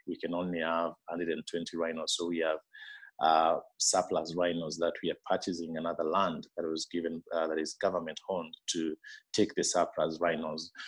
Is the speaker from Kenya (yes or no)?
yes; Meru, Meru County, Kenya; moved away as an adult; now in Laikipia, Kenya; I grew up in Meru, which is uh, uh, uh, two hours away from where I am now in Laikipia